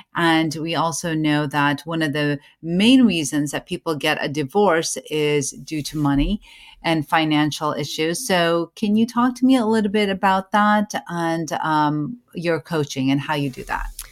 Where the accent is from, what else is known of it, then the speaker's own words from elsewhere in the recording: United States; I am an American born certified O B G Y N